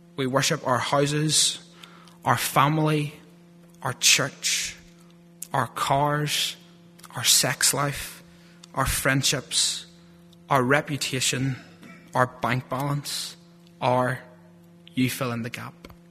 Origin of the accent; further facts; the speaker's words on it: Lurgan, Northern Ireland, United Kingdom; accent: thick Lurgan; my thick Lurgan accent